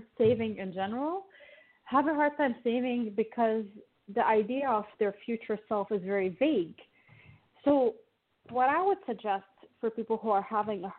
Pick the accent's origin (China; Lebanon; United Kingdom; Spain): Lebanon; now in Toronto, Canada; I grew up in Lebanon, and Lebanon is a war-torn country.